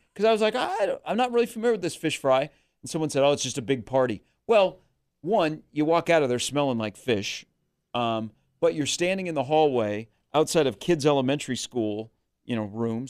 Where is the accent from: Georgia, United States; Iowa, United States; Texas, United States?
Iowa, United States; Des Moines; now in Omaha, United States; growing up in Des Moines